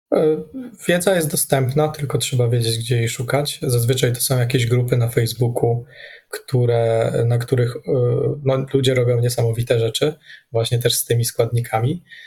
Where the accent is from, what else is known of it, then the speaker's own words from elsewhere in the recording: Radom, Masovian Voivodeship, Poland; moved away; also born or lived in Warsaw; My ogólnie pochodzimy, znaczy ja z Radomia